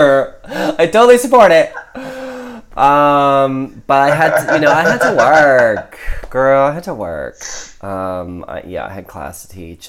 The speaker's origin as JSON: {"language": "English", "region": "Midwest", "country": "United States", "tie": "born or raised there", "moved": "yes", "said": "I'm from originally from the Midwest"}